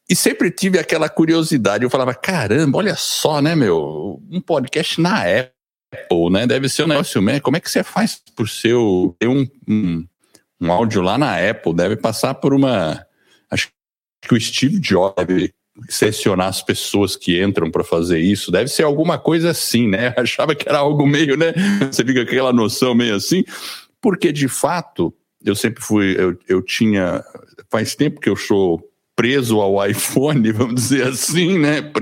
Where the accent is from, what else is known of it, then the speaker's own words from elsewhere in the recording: Brazil; accent: paulista; also born or lived in United States; Eu sou gringo, acredita, e eu nasci nos Estados Unidos, mas vim para o Brasil quando era pequeno moro aqui no Brasil desde os três anos de idade, por isso que eu tenho esse sotaque meio paulista.